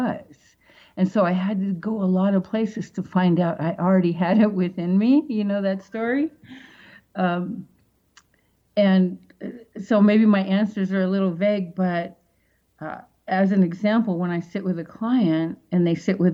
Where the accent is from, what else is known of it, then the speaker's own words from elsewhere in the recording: Seattle, Washington, United States; moved away; back in Seattle, that's my hometown